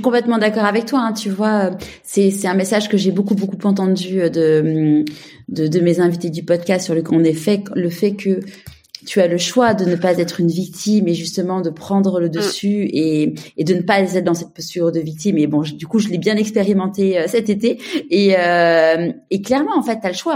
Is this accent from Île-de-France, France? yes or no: yes; Paris, Île-de-France, France; now in Marseille, France; je suis parisienne mais je vis à Marseille